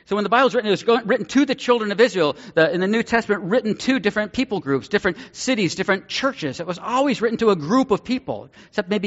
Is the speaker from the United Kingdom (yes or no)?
no; Ireland; I'm Irish, but that's why I'm a covenanter because of the coffee.